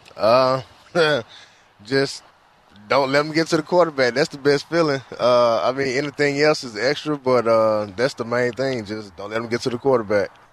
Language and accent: English; the South, United States; moved away; I'm from the South, so I'm used to the heat